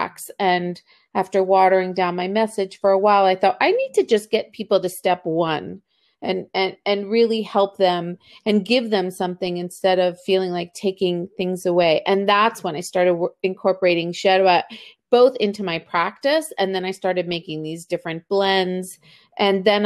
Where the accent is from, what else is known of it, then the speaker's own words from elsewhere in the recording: Baltimore, Maryland, United States; also born or lived in Argentina; I was born in Argentina. I came to Baltimore as an immigrant when I was two